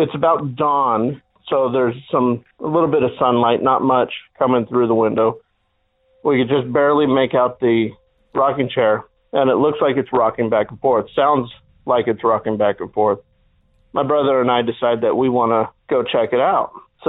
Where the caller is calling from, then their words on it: Phoenix, Arizona, United States; I'm calling from the Valley of the Sun, Phoenix, Arizona.